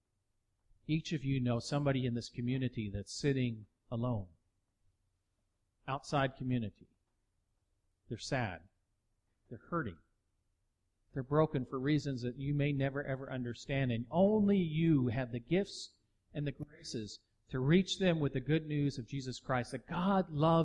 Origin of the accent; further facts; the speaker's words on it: Texas, United States; I'm from Texas.